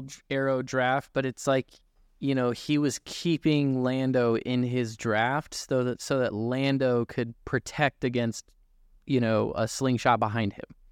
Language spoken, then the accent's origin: English; Newton, Iowa, United States; I grew up racing in Newton